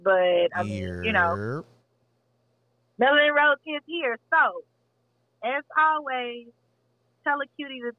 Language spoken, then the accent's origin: English; Texas, United States; I'm from Texas